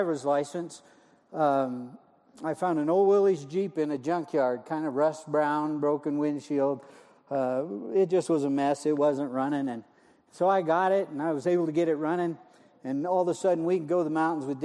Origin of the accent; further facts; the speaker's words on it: Montana, United States; moved away; I'm originally from Montana